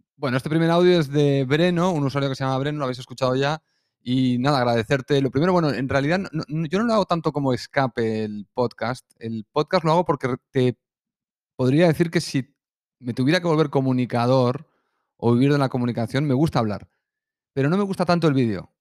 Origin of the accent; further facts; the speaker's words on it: Colombia; accent: Colombian; Soy colombiano